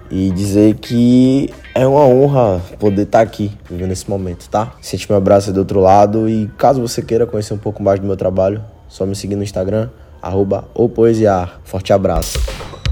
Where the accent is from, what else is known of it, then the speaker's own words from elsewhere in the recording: Bahia, Brazil; Eu sou baiano, então eu digo muito véi, eu digo muito pivete